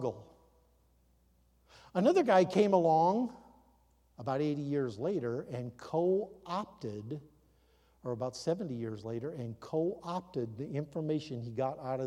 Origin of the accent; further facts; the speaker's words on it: North Midwest, United States; where I grew up in the North Midwest